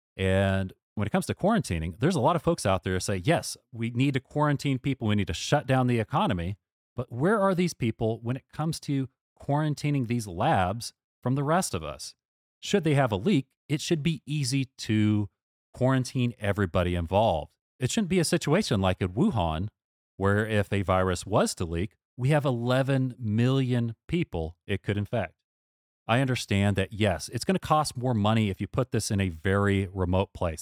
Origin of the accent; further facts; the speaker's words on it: United States; as an American